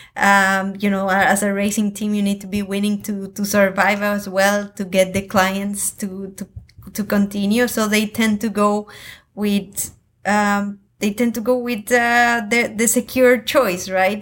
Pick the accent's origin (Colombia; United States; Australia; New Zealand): Colombia; I come from Colombia